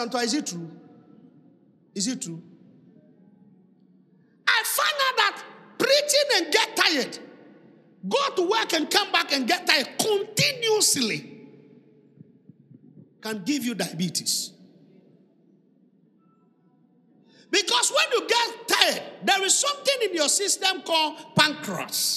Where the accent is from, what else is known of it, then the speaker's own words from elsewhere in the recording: Accra, Greater Accra, Ghana; English is a second language; I grew up in Osunshona. So speaking English at this time is a hard work